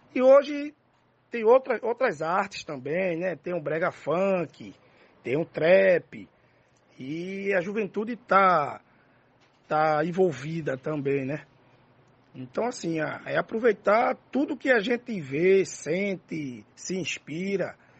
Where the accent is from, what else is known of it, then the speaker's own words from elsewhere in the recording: Recife, Pernambuco, Brazil; also born or lived in Nazaré da Mata, Pernambuco; eu fui criado em dois ambientes, né? O urbano e o interiorano, né? O urbano no Alto José do Pinho e o interiorano e a cidade de Nazaré da Mata.